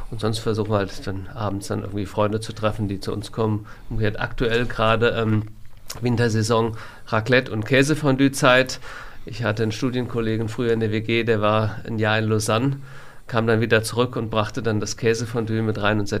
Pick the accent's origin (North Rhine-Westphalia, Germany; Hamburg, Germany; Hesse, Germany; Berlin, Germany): Hesse, Germany; Frankfurt; born there; also born or lived in Koblenz; now in Wiesbaden, Germany; Eintracht Frankfurt, ich bin in Frankfurt geboren, war schon immer ähm, Eintracht-Fan, war, da ich lange in Koblenz gewohnt habe, dann Rheinland-Pfalz, war Kaiserslautern, die spielen jetzt oben nicht mehr so mit. Jetzt bin ich nach Wiesbaden gezogen